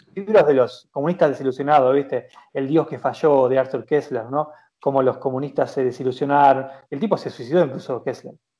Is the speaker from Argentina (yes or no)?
yes; Argentina; also born or lived in Junín; como argentinos